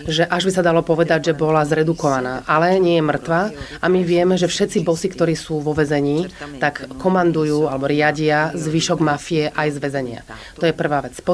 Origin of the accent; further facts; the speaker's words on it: Palermo, Sicily, Italy; Slovak is a second language; ja som z Palermate, čiže zo Sicílie a v 70 80 rokoch skutočne bolo tak strašne veľa vražd.